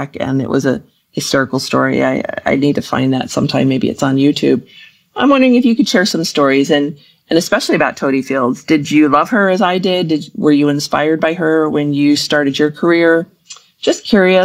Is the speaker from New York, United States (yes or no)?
yes; Central New York State, United States; now in Western North Carolina, United States; I grew up in Central New York State